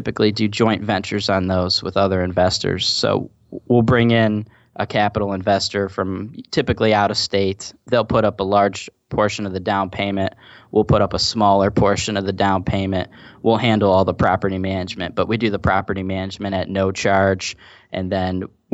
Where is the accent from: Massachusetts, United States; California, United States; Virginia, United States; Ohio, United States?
Ohio, United States; Parma; I grew up in Parma